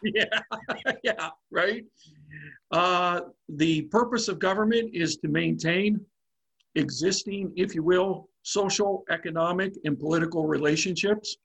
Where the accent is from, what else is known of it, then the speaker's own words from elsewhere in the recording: Pennsylvania, United States; my home state of Pennsylvania